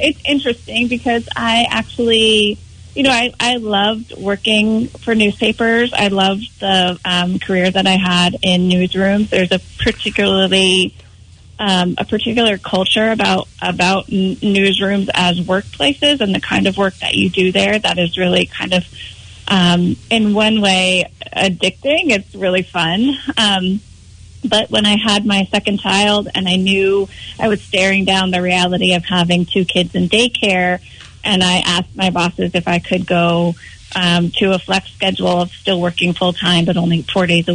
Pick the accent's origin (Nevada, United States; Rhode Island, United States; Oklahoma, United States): Rhode Island, United States; moved away as an adult; also born or lived in New Hampshire / Philadelphia / Boston; now in Maine, United States; I grew up in Rhode Island